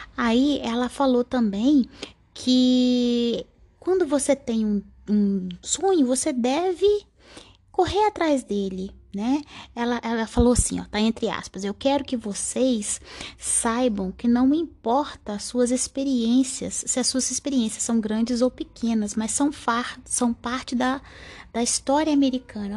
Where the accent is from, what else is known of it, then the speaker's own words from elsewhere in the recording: Brazil; a gente é do Brasil